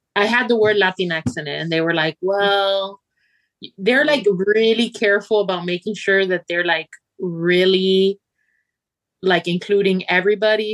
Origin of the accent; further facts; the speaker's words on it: Miami, Florida, United States; moved away; also born or lived in Argentina; I was raised in Miami